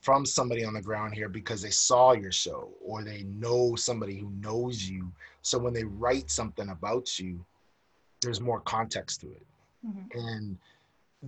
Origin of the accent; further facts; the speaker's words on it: United States; now in Canada; I'm American